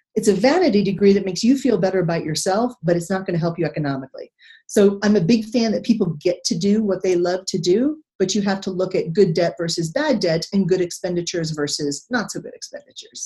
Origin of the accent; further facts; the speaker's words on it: Texas, United States; moved away; also born or lived in Pearl Harbor; I come from Texas